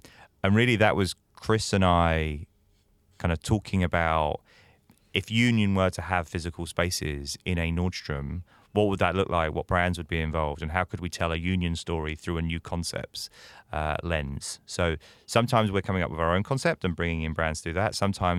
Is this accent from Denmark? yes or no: no; United Kingdom; I'm British in case my accent didn't give that away.